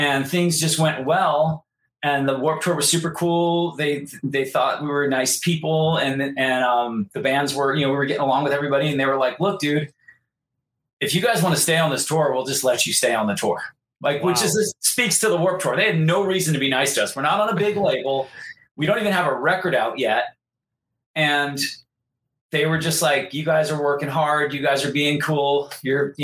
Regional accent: Santa Barbara, California, United States; my hometown, Santa Barbara, California.

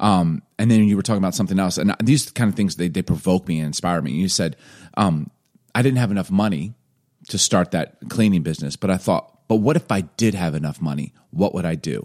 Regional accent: Chicago, Illinois, United States; moved away; also born or lived in Atlanta; I grew up in Chicago

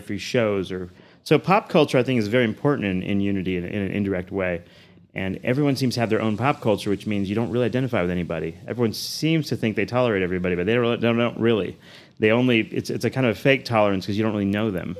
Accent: Houston, Texas, United States; moved away as an adult; also born or lived in New Orleans; now in Amarillo, United States; I grew up in Houston. I was there since probably the age of around two, and uh, Southwest Houston area.

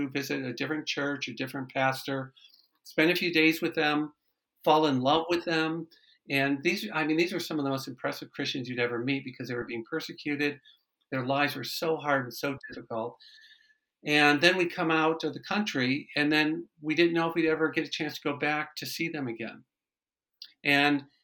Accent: Michigan, United States; I'm originally from Michigan.

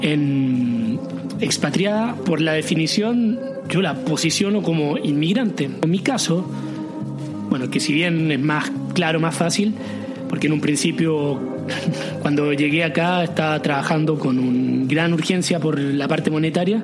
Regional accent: Chile; moved away as an adult; now in Paris, France; ser eh, chileno, de venir de fin del mundo

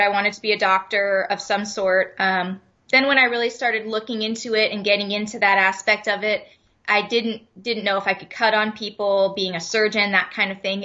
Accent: Leamington, Ontario, Canada; moved away as an adult; also born or lived in Erie, Pennsylvania / Phoenix; I am originally from Leamington, Ontario. So I, I was born and raised in Canada, the most southern town in Canada, right on Lake Erie

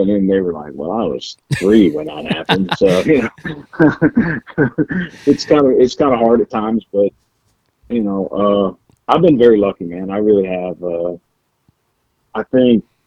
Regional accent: New Jersey, United States; moved away as an adult; I grew up in New Jersey

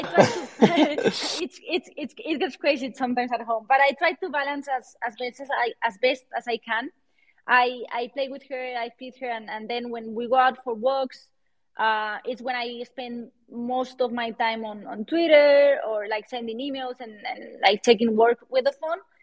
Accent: Valencia, Valencian Community, Spain; accent: Spanish; English is a second language; also born or lived in London / Miami / Switzerland; now in Madrid, Spain; I'm from Valencia, but I live in, in Madrid.

